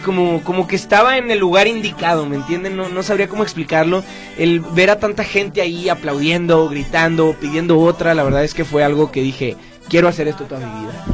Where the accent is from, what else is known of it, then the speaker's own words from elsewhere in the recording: Guadalajara, Jalisco, Mexico; yo soy de Guadalajara